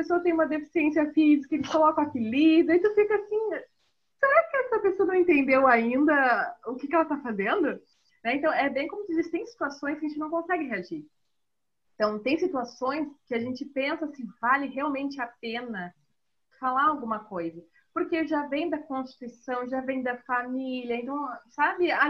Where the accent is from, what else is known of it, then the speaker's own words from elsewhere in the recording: Rio Grande do Sul, Brazil; also born or lived in Northeast Brazil; quando eu fui morar no Nordeste, foi bem assim. Quando eu fui morar no Nordeste, lá a primeira, a primeira pergunta né, era como assim tu é gaúcha?